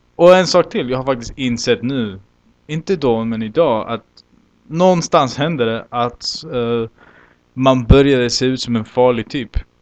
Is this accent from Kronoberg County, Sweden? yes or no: no; Malmö, Skåne, Sweden; jag kommer från Malmö